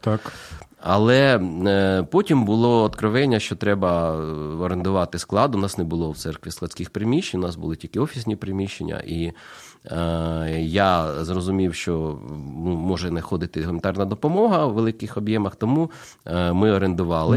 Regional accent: Kyiv, Ukraine; moved away as an adult; now in Zaporizhzhia, Ukraine; Я народився в Києві

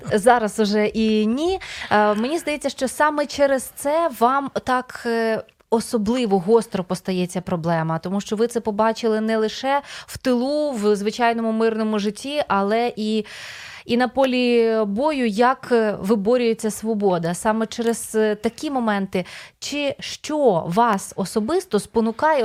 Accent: Podillia, Ukraine; now in Kyiv, Ukraine; я з Поділля

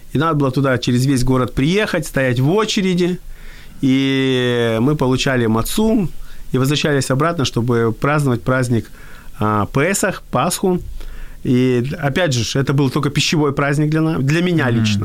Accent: Odesa, Odesa Oblast, Ukraine; я родился в Одессе

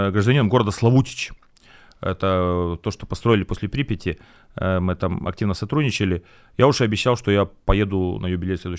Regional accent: Latvia; moved away as an adult; now in Ukraine; Я этнический латыш полностью.

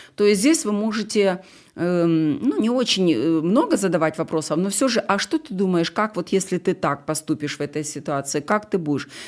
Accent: Ukraine; я украинка

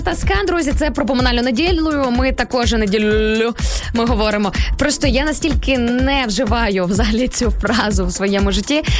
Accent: Sarny, Rivne Oblast, Ukraine; я от виросла в Рівненській області в місті Сарни

